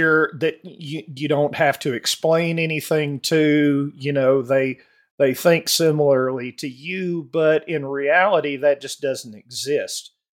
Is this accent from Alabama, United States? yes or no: yes; Alabama, United States; growing up in the South in Alabama, uh, when I was born in seventy-four